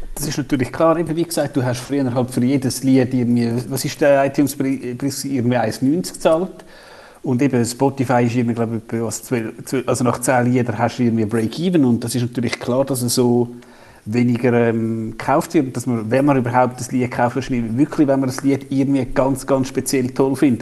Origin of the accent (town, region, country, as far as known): Switzerland